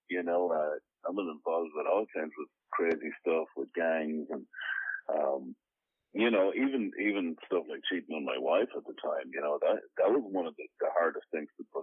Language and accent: English; Ireland; moved away as an adult; now in United States; born and raised in Ireland